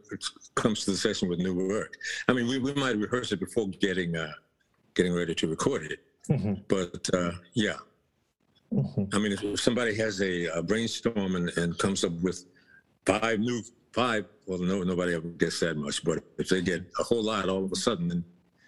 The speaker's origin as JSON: {"language": "English", "region": "Texas", "country": "United States", "tie": "born or raised there", "said": "when I was coming up, well, Texas is a real bluesy kind of place, so you can't miss it."}